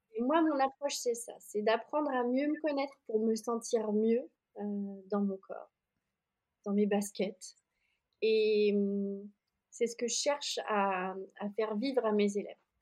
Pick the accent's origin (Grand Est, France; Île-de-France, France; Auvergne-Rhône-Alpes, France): Auvergne-Rhône-Alpes, France; Oyonnax; moved away as an adult; also born or lived in Annecy; j'étais dans ma ville natale. Euh, donc là, j'étais plus à Annecy à ce moment-là. J'étais rentrée euh, dans le Jura